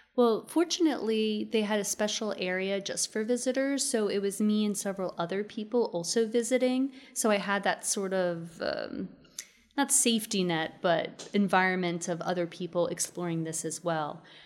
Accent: Maryland, United States; now in Austin, United States; I grew up in the suburbs of Maryland

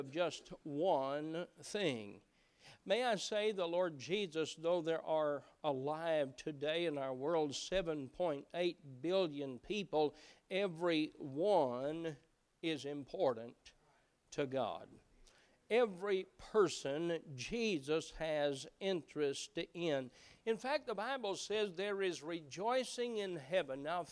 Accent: Appalachia, United States; moved away; growing up in Appalachia was that we knew most everyone around

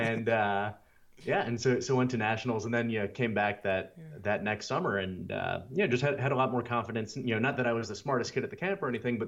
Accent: Louisville, Kentucky, United States; accent: southern; moved away; I was from Kentucky

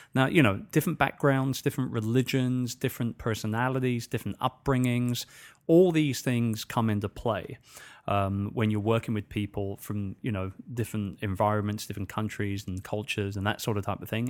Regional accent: England, United Kingdom; accent: English; moved away as an adult; now in Philippines; I'm speaking in my usual English accent

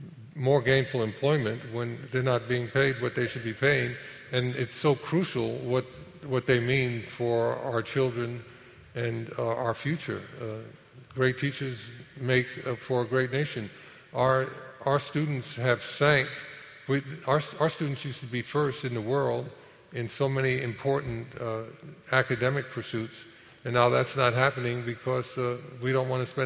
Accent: New York City, New York, United States; also born or lived in Harlem / Inwood; I had a wonderful time growing up in Manhattan

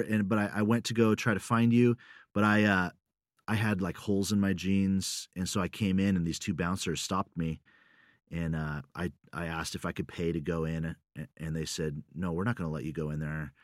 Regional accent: United States; moved away as an adult; also born or lived in Russia / Sweden; I'm, I'm American

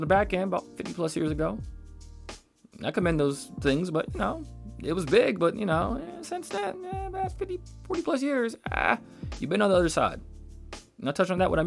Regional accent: United States; proud of being American

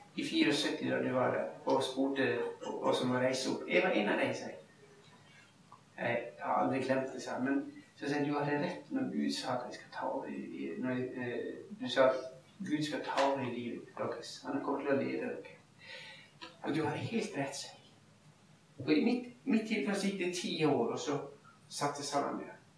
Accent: Ulsteinvik, Møre og Romsdal, Norway; moved away; voksenlederne våre hjemme i Ulsteinvik, der jeg bodde

